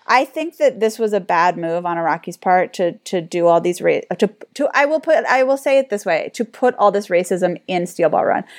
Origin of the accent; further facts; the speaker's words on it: United States; we're American